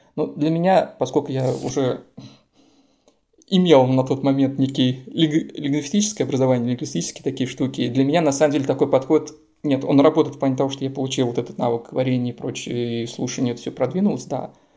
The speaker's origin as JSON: {"language": "Russian", "town": "Samara", "region": "Samara Oblast", "country": "Russia", "tie": "born or raised there", "moved": "as an adult", "lives_now": "Vienna, Austria", "said": "я родом из Самары, у нас Самарская область"}